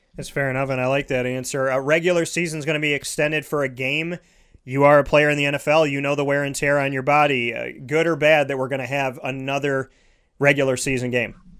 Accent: Syracuse, New York, United States; also born or lived in Scranton, Pennsylvania / Orlando, Florida; I grew up uh, right in central New York, uh, right on the north side, uh, 10 minutes from the dome

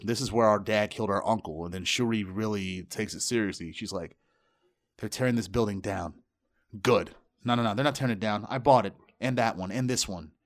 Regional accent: United States; I'm black American

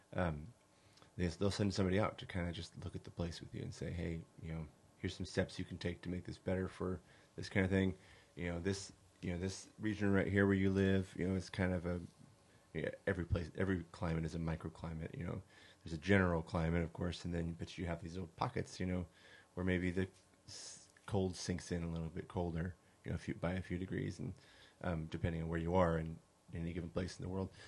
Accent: California, United States; moved away as an adult; also born or lived in Hawaii; now in Arkansas, United States; I was born in California. I grew up in California for the most part

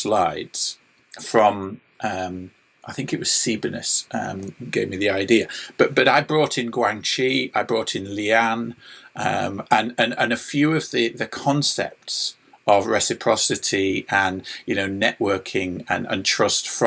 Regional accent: England, United Kingdom; I'm an English lad

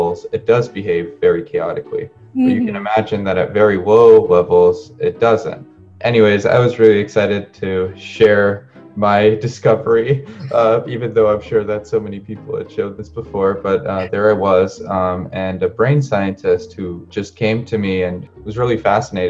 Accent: Cambridge, Massachusetts, United States; also born or lived in San Luis Río Colorado, Sonora, Mexico / Arizona; I grew up in Cambridge, Massachusetts, for the most part

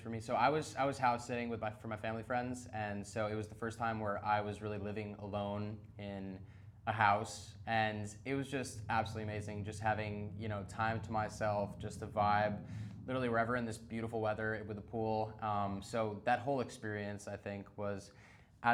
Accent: New York City, New York, United States; I'm born and raised in the city

